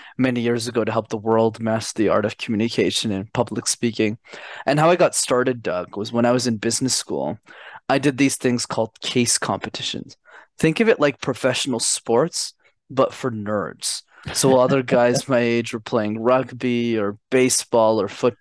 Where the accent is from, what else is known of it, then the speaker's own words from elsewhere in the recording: Montreal, Quebec, Canada; I'm born and raised in Montreal. So I'm a Canadian born citizen, okay. But my parents immigrated from Sri Lanka in the early 90s